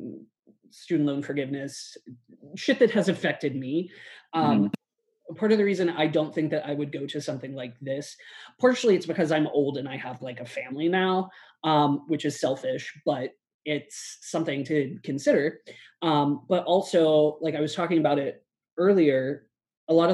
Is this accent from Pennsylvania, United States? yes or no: yes; Pittsburgh, Pennsylvania, United States; I'm from Pittsburgh.